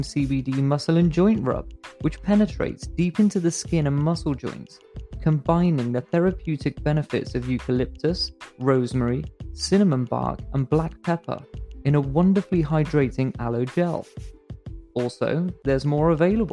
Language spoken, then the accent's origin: English; England, United Kingdom; As an English fan